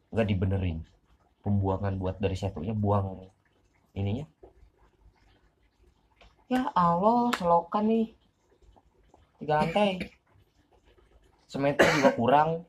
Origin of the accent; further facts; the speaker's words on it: Banyuwangi, East Java, Indonesia; kayak kampung gua Banyuwangi dulu Banyuwangi itu cuma terkenalnya goib doang udah santet santet santet santet santet